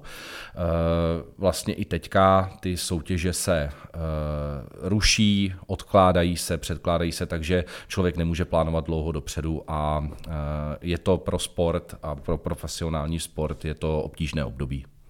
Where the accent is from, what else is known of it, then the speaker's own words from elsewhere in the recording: Jablonec nad Nisou, Liberec Region, Czechia; Protože pocházím z Jablonce nad Nisou, pocházím z Jizerských hor